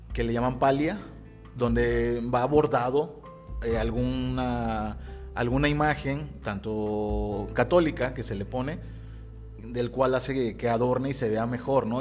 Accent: Mexico; aquí en México

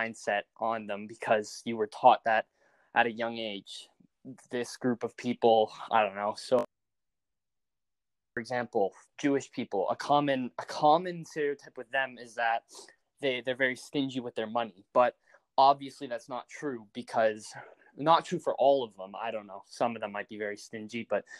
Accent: Calgary, Alberta, Canada; we're from Canada, we're from Calgary.

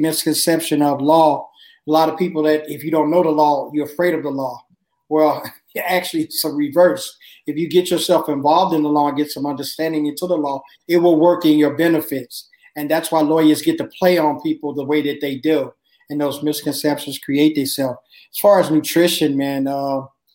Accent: Chicago, Illinois, United States; I grew up in Chicago

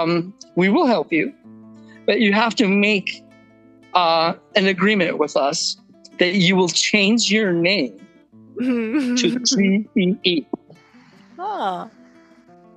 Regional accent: San Diego, California, United States; also born or lived in Germany; now in Kauai, United States; my family moved when I was seven to San Diego.

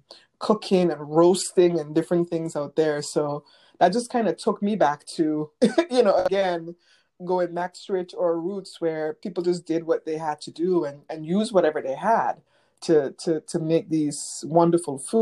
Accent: St. Vincent & Grenadines

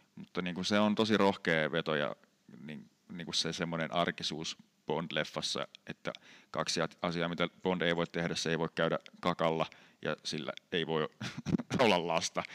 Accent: Sastamala, Pirkanmaa, Finland; kotipaikkakuntani Sastamalan

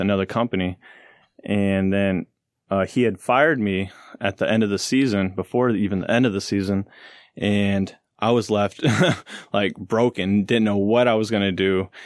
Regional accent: St. Louis, Missouri, United States; I'm from Saint Louis

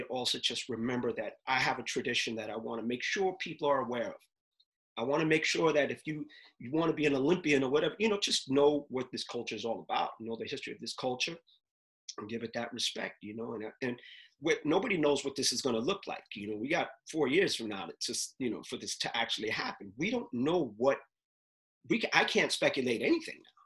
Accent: New York City, New York, United States; I'm from Uptown

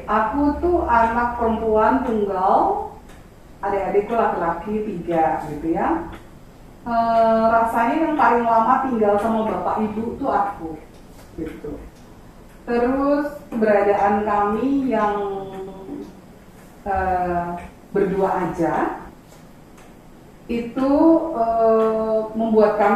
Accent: Java, Indonesia; karena kita orang Jawa bilang

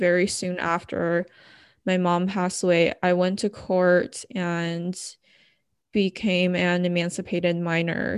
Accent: Bay Area, California, United States; moved away as an adult; also born or lived in Los Angeles, United States; now in San Diego, United States; I was originally from the Bay Area

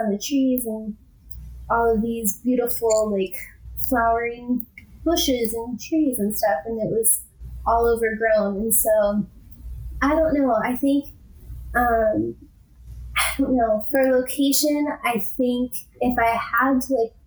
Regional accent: Midwest, United States; moved away as an adult; also born or lived in Minnesota / the South / southern Utah; now in Utah, United States; growing up in the Midwest and being so landlocked

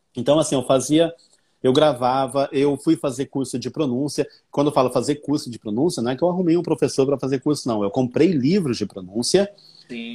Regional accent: Brazil; accent: Brazilian; Meu sotaque é sotaque de brasileiro

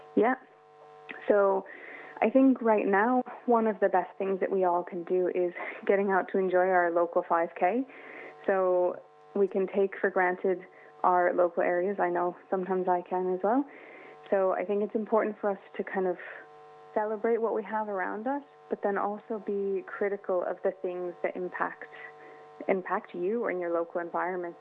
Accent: California, United States; also born or lived in Sydney, Australia; now in Ireland; I grew up in California by the Pacific Ocean.

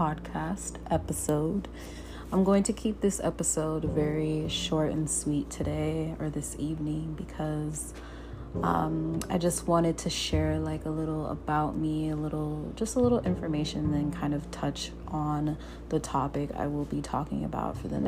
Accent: Jamaica; moved away; also born or lived in Portland, Oregon, United States; I've been able to, you know, grow up in Jamaica. My younger years, I've been able to experience going to primary school in Jamaica as well

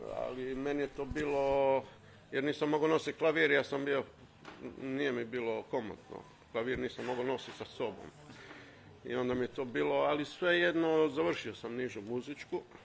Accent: Pula, Istria County, Croatia; Ja sam iz Pule, Riva 2.

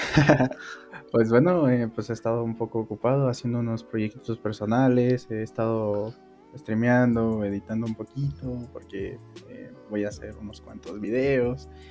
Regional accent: Mexico; soy originario de México.

